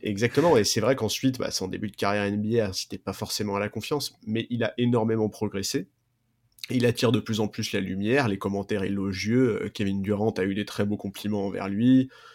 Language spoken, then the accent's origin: French; France; en tant que Français